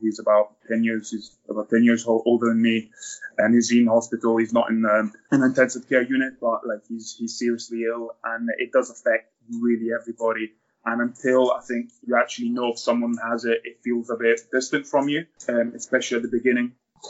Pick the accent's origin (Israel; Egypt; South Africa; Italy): Italy; also born or lived in Scotland; Yeah, I was born in Scotland when my mum and dad worked there, and then lived most of my life in Italy.